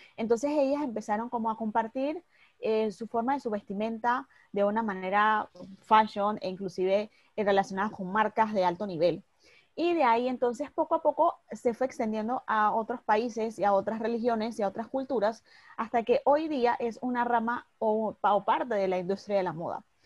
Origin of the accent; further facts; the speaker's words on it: Panama City, Panama; soy de Panamá, de Ciudad de Panamá, acá en Centroamérica